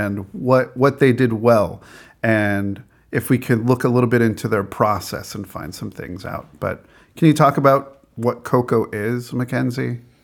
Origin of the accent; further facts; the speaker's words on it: Albuquerque, New Mexico, United States; my growing up in Albuquerque, New Mexico